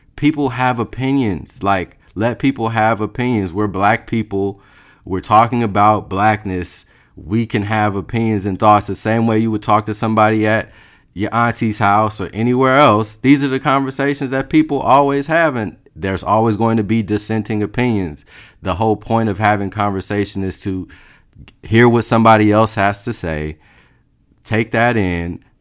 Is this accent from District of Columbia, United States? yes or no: no; Los Angeles, California, United States; I'm from Los Angeles.